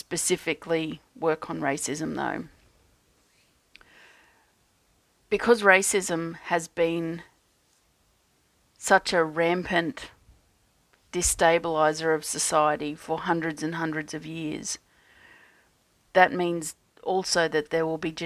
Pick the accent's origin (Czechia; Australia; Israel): Australia; as an Australian energy healer